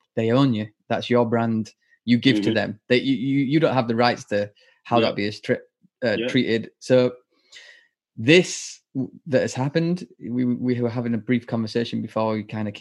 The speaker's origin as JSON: {"language": "English", "country": "United Kingdom", "said": "as British brewers"}